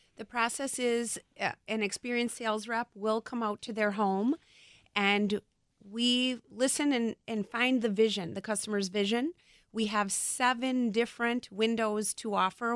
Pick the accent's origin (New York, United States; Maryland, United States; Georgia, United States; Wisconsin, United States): Wisconsin, United States; Brookfield; also born or lived in West Allis, Wisconsin / Waukesha, Wisconsin; I was born in West Dallas and grew up in Brookfield